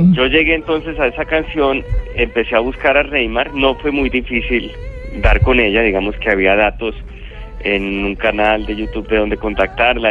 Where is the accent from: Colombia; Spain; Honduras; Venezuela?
Colombia